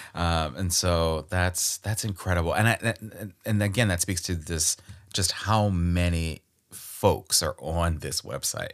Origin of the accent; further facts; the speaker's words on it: Baltimore, Maryland, United States; Born and raised in Baltimore, Maryland, my home